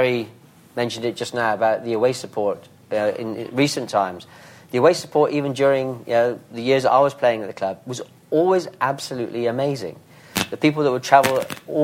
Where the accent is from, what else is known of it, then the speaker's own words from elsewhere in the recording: Bristol, South West England, United Kingdom; accent: Bristolian; moved away as an adult; my Bristolian accent